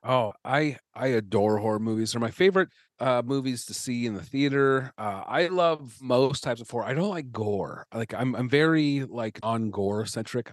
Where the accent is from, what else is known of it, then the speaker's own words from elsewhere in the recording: Omaha, Nebraska, United States; moved away as an adult; also born or lived in Chicago / Los Angeles; I'm from Omaha. I lived in Chicago and Los Angeles for a while. I moved back here a couple years ago.